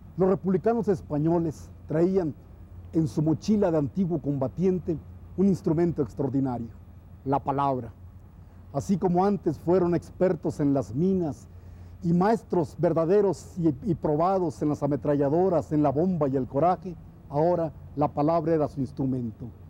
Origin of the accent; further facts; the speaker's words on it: Tuxtla Gutiérrez, Chiapas, Mexico; mi ciudad, en Tuzla Gutiérrez